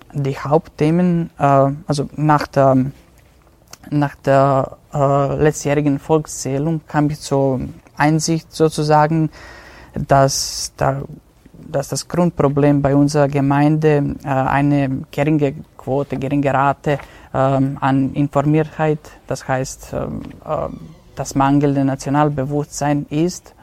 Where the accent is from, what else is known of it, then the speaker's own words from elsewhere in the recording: Vojvodina, Serbia; moved away as an adult; now in Innsbruck, Austria; die Vojvodina ist, äh, ist und wird für immer meine Heimat bleiben